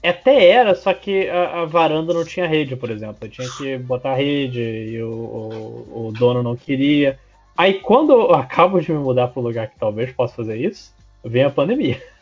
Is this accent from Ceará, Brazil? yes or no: no; Rio de Janeiro, Brazil; falando como carioca